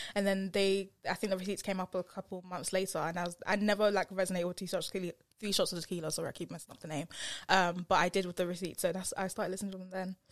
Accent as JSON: {"language": "English", "area": "Essex", "region": "East of England", "country": "United Kingdom", "accent": "Essex", "said": "my Essex accent"}